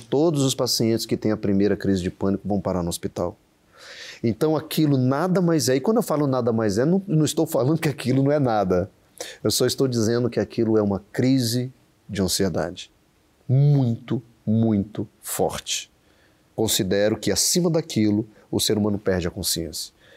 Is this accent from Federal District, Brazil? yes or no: yes; Brasília, Federal District, Brazil; moved away as an adult; also born or lived in Uberlândia; eu sou de Brasília, sou natural de Brasília, saí cedo, fui estudar na Universidade Federal de Uberlândia